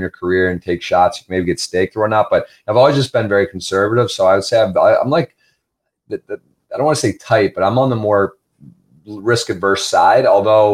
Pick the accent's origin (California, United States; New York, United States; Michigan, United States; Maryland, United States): Michigan, United States; Ann Arbor; also born or lived in South Carolina / Baltimore; I was from Ann Arbor, Michigan